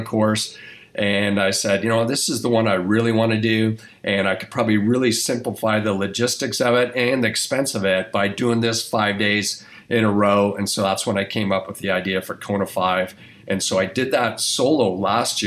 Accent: Toronto, Ontario, Canada; moved away as an adult; also born or lived in New Mexico, United States; a kid growing up in Toronto, Canada, and moving on to the States

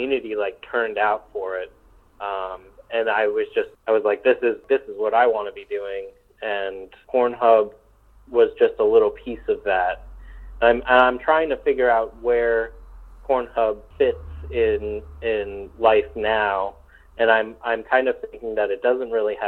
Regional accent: New York, United States; moved away; I'm from New York originally, and so I still have some roots there

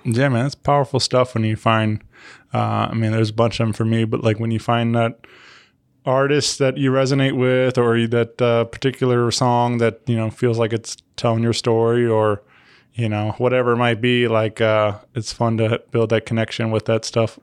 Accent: St. Louis, Missouri, United States; where we're from

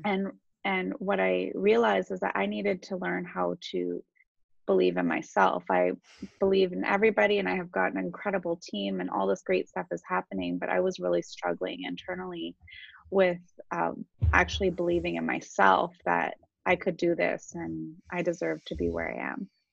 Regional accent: Waterloo, Ontario, Canada; also born or lived in Toronto; I actually grew up in Waterloo

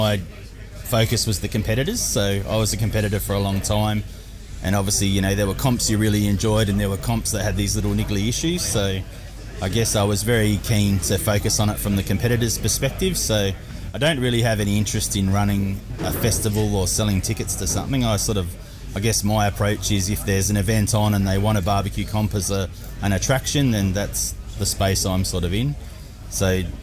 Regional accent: Horsham, Victoria, Australia; my hometown, Horsham

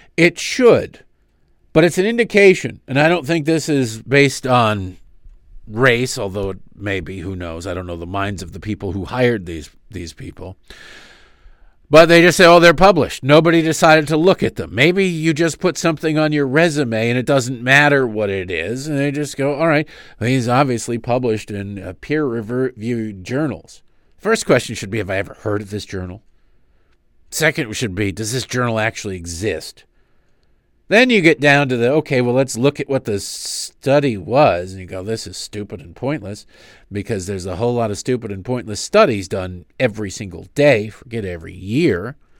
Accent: United States; I'm an American

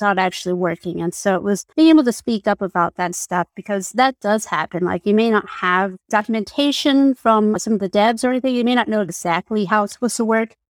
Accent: New Mexico, United States; moved away; I'm from New Mexico

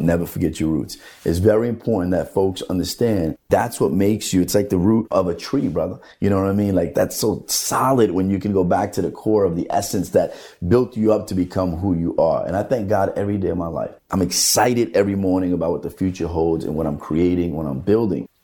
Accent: Hoboken, New Jersey, United States; growing up in the Hoboken Housing Authority

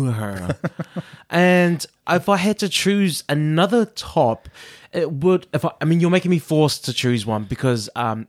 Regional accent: Australia; No, and I'm from Down Under.

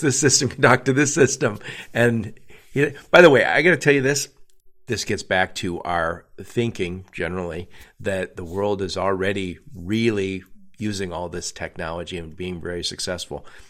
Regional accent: Detroit, Michigan, United States; I'm from the Detroit area.

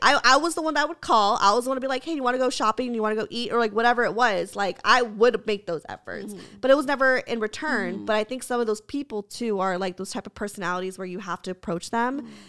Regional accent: Santa Clarita, California, United States; No, I'm from Santa Clarita.

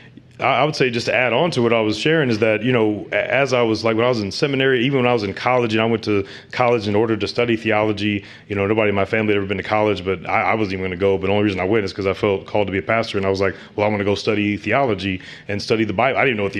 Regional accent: St. Louis, Missouri, United States; I'm from St. Louis, Missouri, born and raised, and St. Louis. I grew up in the inner city on the west side

